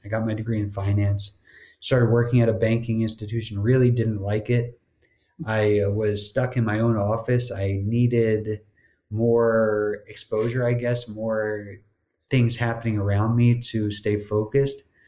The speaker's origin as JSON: {"language": "English", "region": "New Jersey", "country": "United States", "tie": "born or raised there", "also_born_or_lived": "Miami", "moved": "as an adult", "said": "growing up in New Jersey, not having to deal with the same kind of humidity as a Miami summer"}